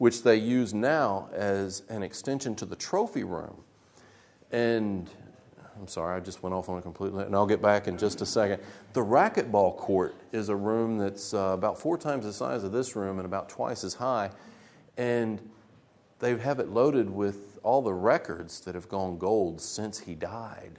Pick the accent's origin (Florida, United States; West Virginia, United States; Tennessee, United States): Tennessee, United States; Memphis; I'm from Memphis.